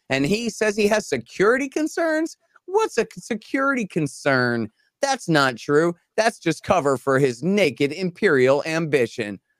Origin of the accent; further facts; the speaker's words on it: Texas, United States; I'm a Texan, okay, and an American.